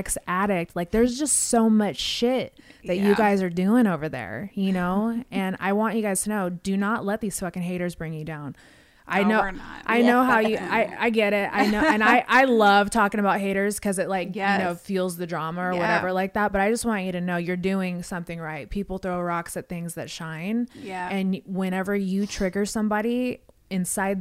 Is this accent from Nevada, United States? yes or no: yes; Las Vegas, Nevada, United States; I grew up in Vegas.